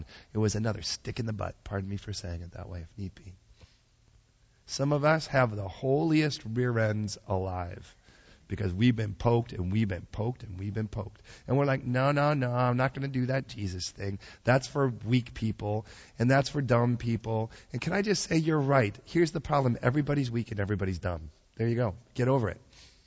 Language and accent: English; Chicago, Illinois, United States; moved away; I'm from Chicago originally.